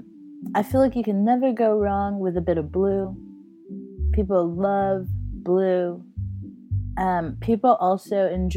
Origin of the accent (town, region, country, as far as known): Texas, United States; now in London, United Kingdom